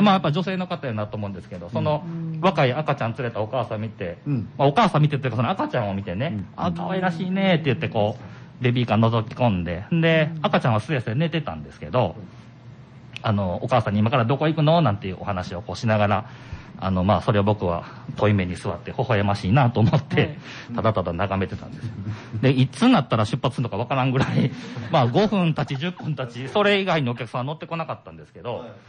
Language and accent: Japanese; Nara, Japan; 僕は生まれも育ちも奈良県の御製市というところで